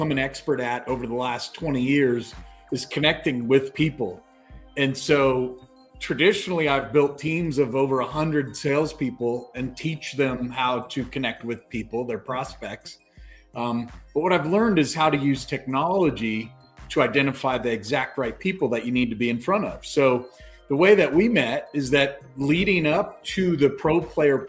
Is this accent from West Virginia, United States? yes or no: no; Colorado, United States; moved away as an adult; So I grew up in Colorado. I'm back home